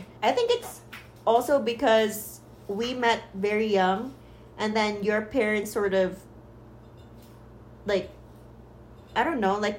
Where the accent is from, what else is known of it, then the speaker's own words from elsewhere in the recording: Philippines; moved away as an adult; now in United States; we are both originally from the Philippines